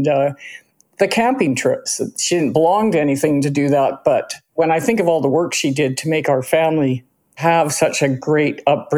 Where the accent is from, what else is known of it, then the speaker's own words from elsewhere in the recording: Cranbrook, British Columbia, Canada; born there; I was born in Cranbrook and Kay was born at Royal Columbian